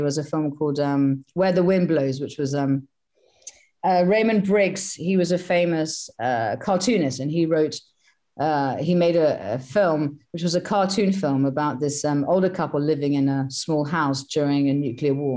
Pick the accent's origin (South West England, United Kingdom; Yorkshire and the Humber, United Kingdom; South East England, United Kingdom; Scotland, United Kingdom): South East England, United Kingdom; Sussex; I was brought up in Sussex, which is the southeast of England